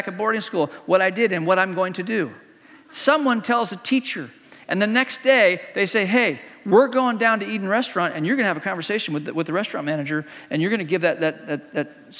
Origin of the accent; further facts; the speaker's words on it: Hong Kong; moved away; Growing up in Hong Kong, when I was a kid in Hong Kong